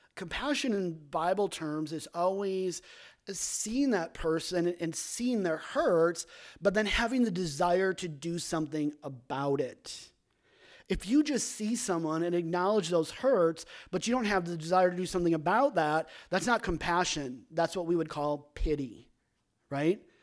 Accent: Sheboygan, Wisconsin, United States; also born or lived in Minnesota; Paul and I grew up in Sheboygan, Wisconsin, or the Sheboygan area

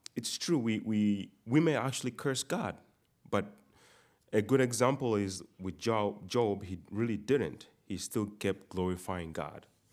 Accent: Uganda; moved away; most of you know I'm not from here. I'm, I'm from Uganda.

